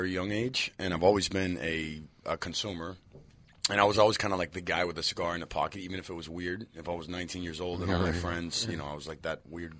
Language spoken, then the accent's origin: English; Miami, Florida, United States